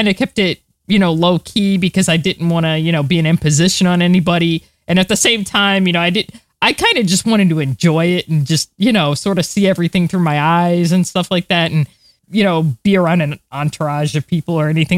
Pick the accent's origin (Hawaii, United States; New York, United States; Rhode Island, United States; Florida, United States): Florida, United States; I'm from Florida, so it wasn't really that surprising to me because I'm used to being in the heat and the humidity and all that.